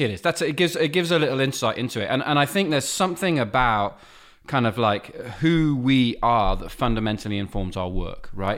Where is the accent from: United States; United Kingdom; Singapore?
United Kingdom; England; also born or lived in Nova Scotia, Canada; I was born in Nova Scotia. I was raised in England